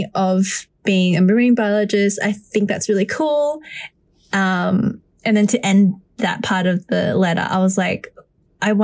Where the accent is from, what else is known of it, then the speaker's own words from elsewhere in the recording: Melbourne, Victoria, Australia; I was raised in Melbourne in Australia